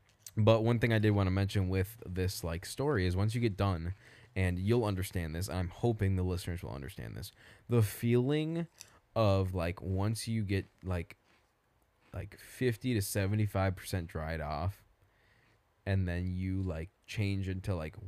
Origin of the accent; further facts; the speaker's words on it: Indiana, United States; nobody cares because we're from Indiana